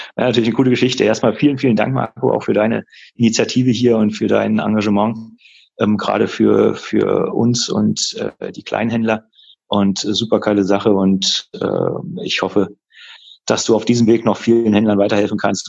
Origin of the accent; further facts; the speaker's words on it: Berlin, Germany; moved away as an adult; now in Würzburg, Germany; ich lebe seit jetzt fast 14 Jahren in Würzburg, bin mhm. zwar gebürtiger Berliner